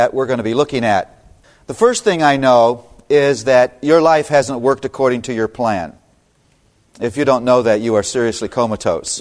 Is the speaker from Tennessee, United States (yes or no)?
no; Toledo, Ohio, United States; now in Philadelphia, United States; born and raised in Toledo, Ohio